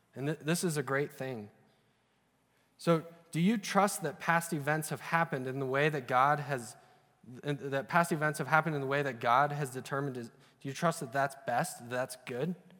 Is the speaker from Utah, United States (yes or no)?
yes; Utah, United States; also born or lived in Idaho; I grew up in Utah and Idaho